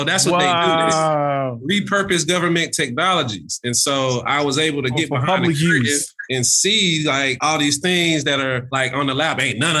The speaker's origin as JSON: {"language": "English", "region": "South Carolina", "country": "United States", "tie": "born or raised there", "moved": "as an adult", "lives_now": "Rancho Cucamonga, United States", "said": "growing up in South Carolina look a lot different than, you know, now being here adjacent to Los Angeles"}